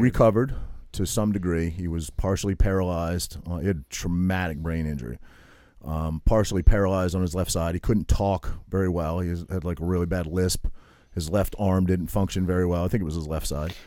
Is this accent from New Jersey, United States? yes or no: yes; Toms River, New Jersey, United States; moved away; I was from Tom's River